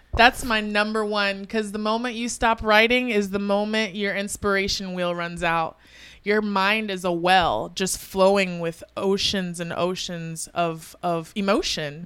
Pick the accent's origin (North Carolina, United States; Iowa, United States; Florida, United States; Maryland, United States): Florida, United States; Tampa; also born or lived in Broward County, Florida; I'm from Tampa. I was originally born in South Florida, nine five four Broward County. Um, Um, and, um, yeah, I moved to Tampa at a young age